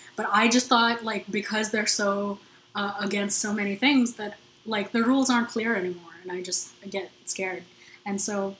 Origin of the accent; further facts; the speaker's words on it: South India, India; and I'm South Indian. Like how strict they are, it feels very close to home.